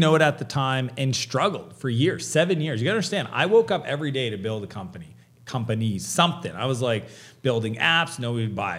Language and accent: English; Canada; I'm Canadian.